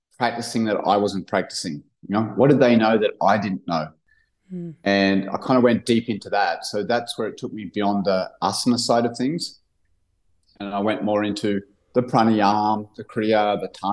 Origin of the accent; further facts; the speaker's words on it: Cronulla, New South Wales, Australia; We grew up in Cronulla, kind of blue-collar surf town just south of Sydney